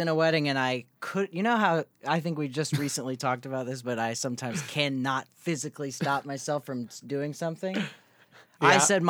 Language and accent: English; United Kingdom; Hey, we're British.